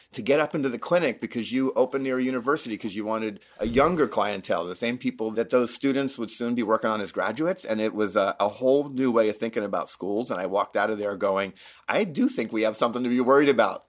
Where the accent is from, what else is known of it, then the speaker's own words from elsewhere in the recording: Florida, United States; moved away as an adult; also born or lived in Denver, Colorado; now in Utah, United States; I grew up in Florida, um, went to school in Florida